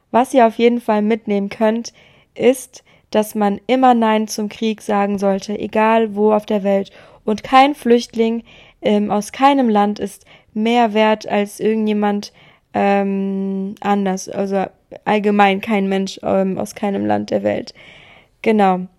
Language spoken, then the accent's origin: German; Frankfurt am Main, Hesse, Germany; in meiner Heimatstadt Frankfurt am Main